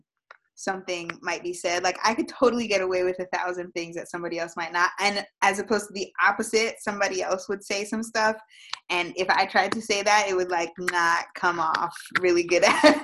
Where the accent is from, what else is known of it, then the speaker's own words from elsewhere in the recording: Florida, United States; also born or lived in Massachusetts; I was born in Massachusetts. I was raised in Florida. We moved here probably when I was 3 years old.